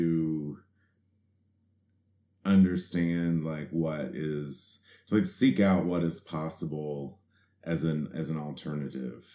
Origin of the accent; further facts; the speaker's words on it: southeastern Kentucky, United States; moved away; also born or lived in New York; I grew up in southeastern Kentucky, which is down in the Cumberland Gap area